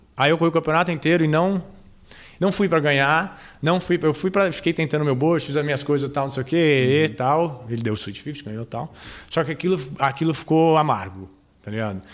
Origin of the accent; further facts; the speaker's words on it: Brazil; nós, como brasileiros